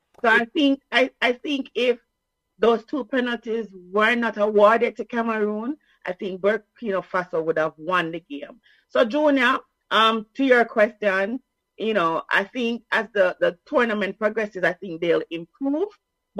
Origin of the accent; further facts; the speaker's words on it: Jamaica; as a Jamaican, our language is English, right? Some people think it's Patois, so I have to correct them.